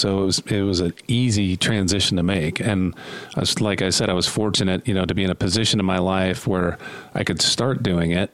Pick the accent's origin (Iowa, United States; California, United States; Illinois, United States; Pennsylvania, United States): California, United States; Southern; moved away as an adult; now in Utah, United States; I grew up in Southern California and then moved here about 10 years ago